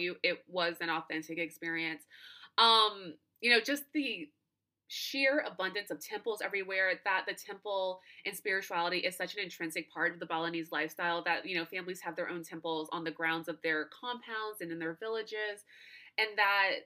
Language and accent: English; United States